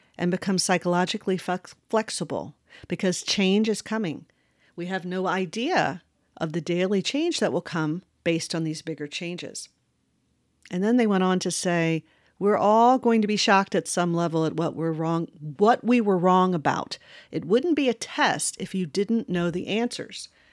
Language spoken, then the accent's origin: English; Westmoreland County, Virginia, United States; I grew up in Virginia, in a very rural area, uh, called, uh, Westmoreland County